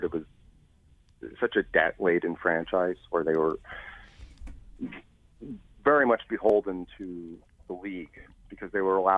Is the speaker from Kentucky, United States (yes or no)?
no; New Jersey, United States; now in Chicago, United States; I'm originally from Jersey